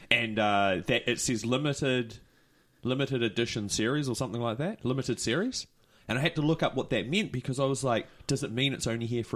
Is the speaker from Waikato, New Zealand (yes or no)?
yes; Hamilton, Waikato, New Zealand; from Hamilton.